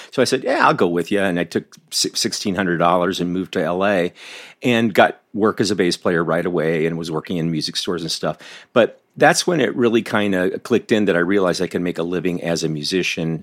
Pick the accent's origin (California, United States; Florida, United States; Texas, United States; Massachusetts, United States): Florida, United States; Southern; moved away as an adult; growing up in Southern Florida